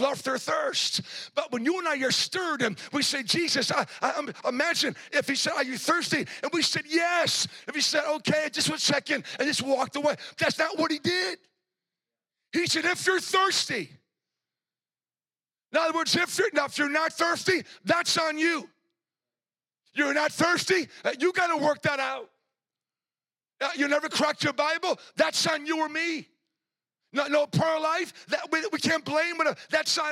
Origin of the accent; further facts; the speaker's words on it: New England, United States; I'm from New England